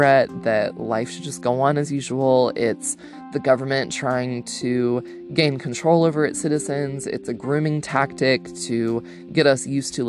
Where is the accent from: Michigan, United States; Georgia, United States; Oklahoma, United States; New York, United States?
Georgia, United States; my home state